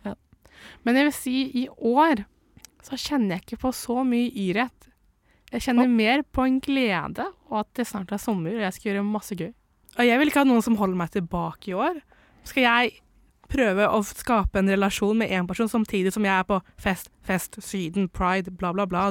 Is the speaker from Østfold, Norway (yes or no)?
yes; Indre Østfold, Norway; jeg er fra Indre Østfold